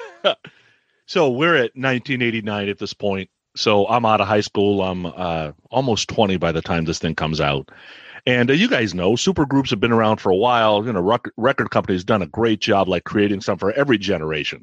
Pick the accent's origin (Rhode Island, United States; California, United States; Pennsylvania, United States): California, United States; San Francisco Bay Area; I'm growing up in the San Francisco Bay Area